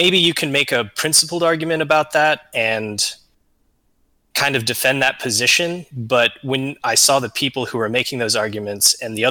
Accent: Southern California, United States; Growing up in SoCal and going through high school there

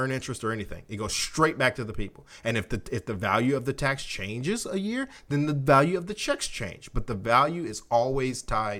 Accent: United States; as an American

